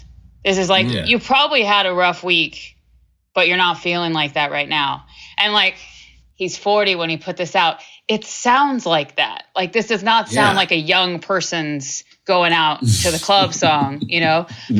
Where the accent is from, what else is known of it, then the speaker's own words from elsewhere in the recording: Houston, Texas, United States; now in Hudson Valley, New York, United States; since I grew up in Houston